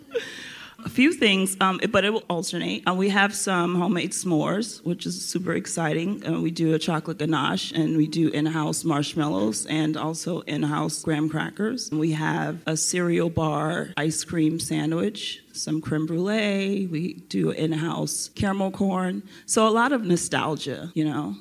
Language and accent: English; Florida, United States; moved away as an adult; now in Los Angeles, United States; I'm from Florida